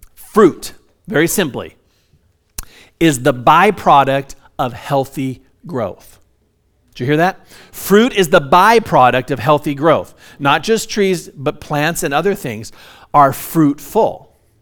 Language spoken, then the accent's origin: English; Hesperia, California, United States; also born or lived in Orange County, California; my dad, uh, bought a large piece of property in Hesperia back in the seventies, and we moved from Orange County up to, uh, Hesperia.